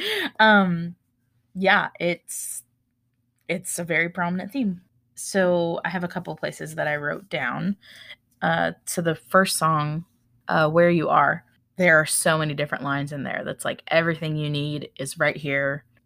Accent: Florida, United States; also born or lived in Baltimore; now in Tennessee, United States; I grew up in Florida. I we live in Tennessee. I lived in Baltimore and then I came back

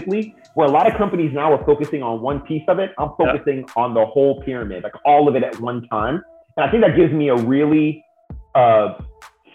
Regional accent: the Bay Area, California, United States; also born or lived in San Diego; I grew up in the Bay Area

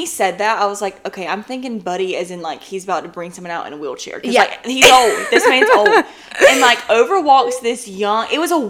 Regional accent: Dothan, Alabama, United States; born or raised there

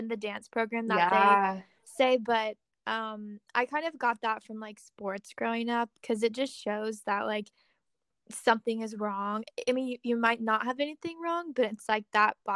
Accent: Springfield, Missouri, United States; moved away as an adult; also born or lived in Kansas City, Missouri; I'm from Springfield, and that's like 2.5 hours from Kansas City.

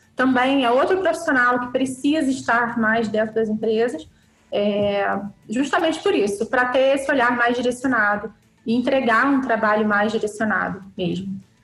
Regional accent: Petrópolis, Rio de Janeiro, Brazil; Nasci, cresci e vivo em Petrópolis

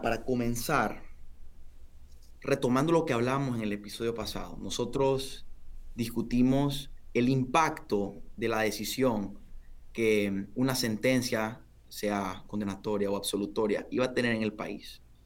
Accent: Honduras; somos hondureños

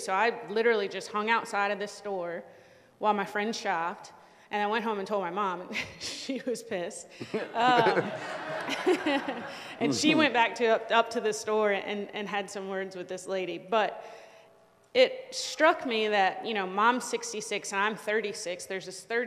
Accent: Richmond, Virginia, United States; moved away; we're from Richmond, Virginia

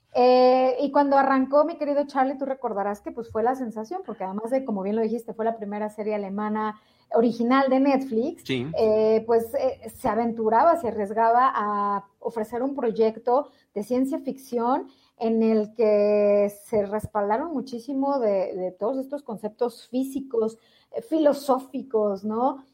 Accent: Mexico; nací en México

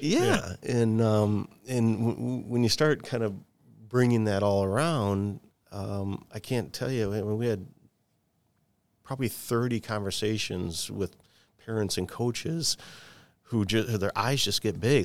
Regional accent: Michigan, United States; growing up in Michigan, um, and I worked for for Henry Ford Health System for a long time

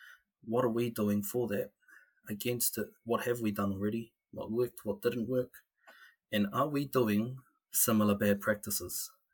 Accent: Whanganui, Manawatū-Whanganui, New Zealand; moved away as an adult; now in Wellington, New Zealand; born and raised in Whanganui, and born and raised, educated in Te Awa Māori and the Māori world, in our cultural world down here in New Zealand, in Aotearoa

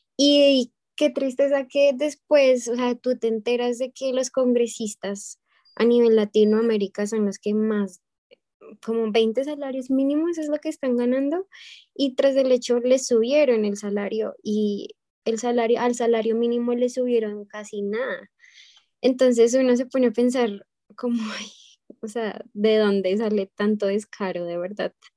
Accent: Bogotá, Colombia; now in United States; Yo soy de Bogotá, es la capital

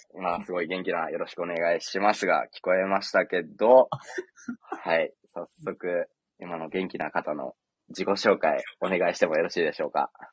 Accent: Katsuyama, Fukui, Japan; 僕の地元の勝山にも

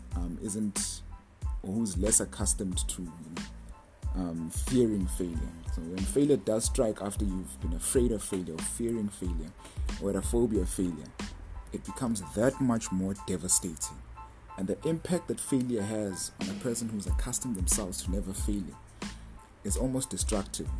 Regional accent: South Africa; I'm from South Africa, part of a ministry

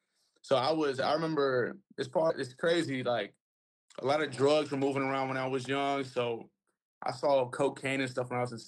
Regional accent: Broward, Florida, United States; also born or lived in Miami, Florida; I was raised here in Broward, a rough neighborhood

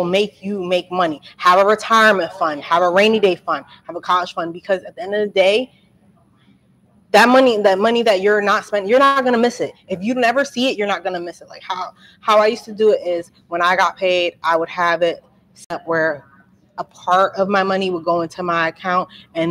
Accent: Franklin, New Jersey, United States; moved away as an adult; also born or lived in New Brunswick, New Jersey; now in Trenton, United States; I'm from New Brunswick. I grew up in that area. I grew up in like a suburban area, Franklin

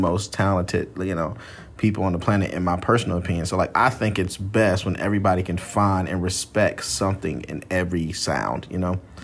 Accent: Atlanta, Georgia, United States; moved away as an adult; now in South Carolina, United States; I'm originally from Atlanta, Georgia. That's where I was born and raised.

